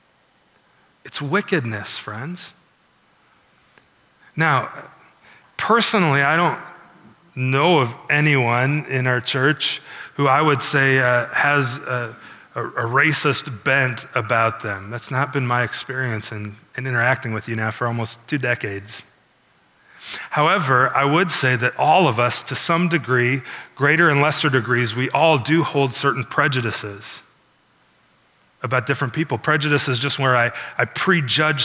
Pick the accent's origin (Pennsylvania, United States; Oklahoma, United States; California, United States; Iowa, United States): Iowa, United States; also born or lived in Chicago, Illinois; I grew up in a small town like Milford. It was almost entirely Caucasian as I grew up in Iowa.